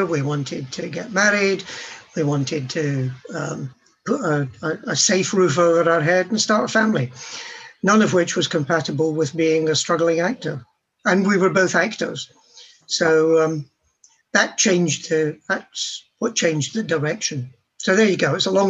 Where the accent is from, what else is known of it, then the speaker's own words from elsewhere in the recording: Scotland, United Kingdom; Now, I'm Scottish.